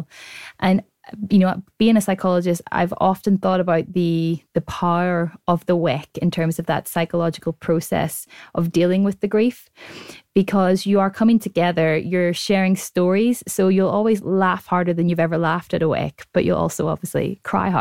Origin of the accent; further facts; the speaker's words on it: Ireland; I'm Irish, and when we have a bereavement, we have a wake